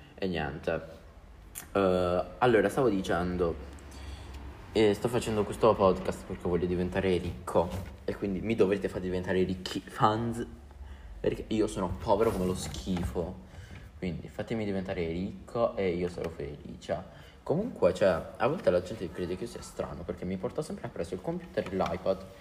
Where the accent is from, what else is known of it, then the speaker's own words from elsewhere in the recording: Apulia, Italy; accent: Apulian dialect; nel mio dialetto, io sono pugliese